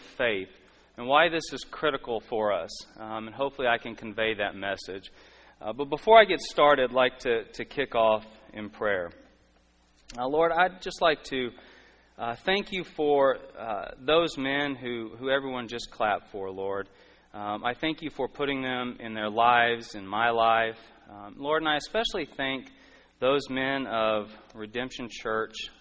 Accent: Texas, United States; I'm from Texas.

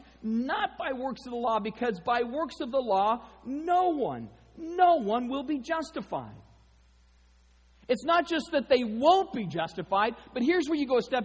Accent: Arizona, United States; I grew up in Arizona.

